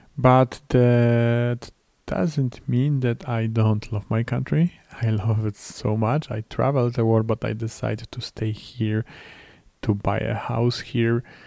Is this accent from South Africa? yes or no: no; Poland; English is a second language; in my home country, in Poland.